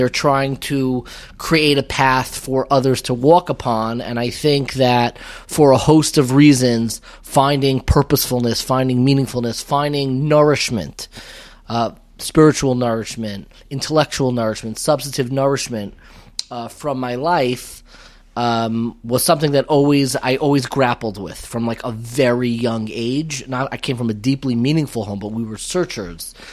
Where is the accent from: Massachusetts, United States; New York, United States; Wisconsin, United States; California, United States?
New York, United States; Five Towns; I grew up in the Five Towns before it was the Five Towns.